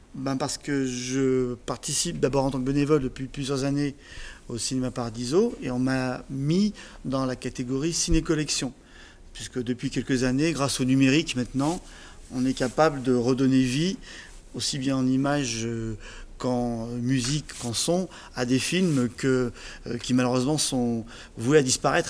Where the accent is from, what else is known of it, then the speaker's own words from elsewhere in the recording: Saint-Symphorien-sur-Coise, Auvergne-Rhône-Alpes, France; also born or lived in Saint-Martin-en-Haut; je suis né à Saint-Saint d'abord